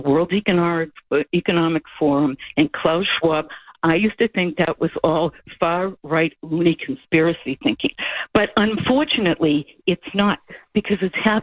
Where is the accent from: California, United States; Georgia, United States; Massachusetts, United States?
Massachusetts, United States; Boston; I'm from Boston.